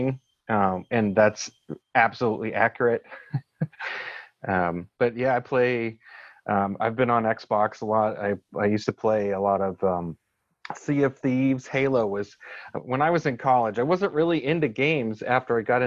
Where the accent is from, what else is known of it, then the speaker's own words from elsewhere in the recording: Pittsburgh, Pennsylvania, United States; moved away as an adult; now in Charlotte, United States; I'm originally from Pittsburgh, Pennsylvania